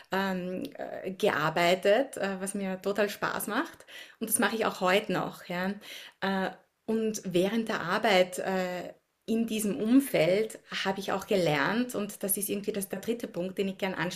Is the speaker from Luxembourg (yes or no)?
no; Upper Austria, Austria; moved away as an adult; now in Washington DC, United States; Äh, ich bin in Österreich aufgewachsen, habe dort die Hälfte meines Lebens verbracht, äh, in der Natur, im Grünen, in Oberösterreich im Müllviertel und lebe mittlerweile über 16 Jahre in den USA, in Washington DC, ein bisschen außerhalb, also auch am Land.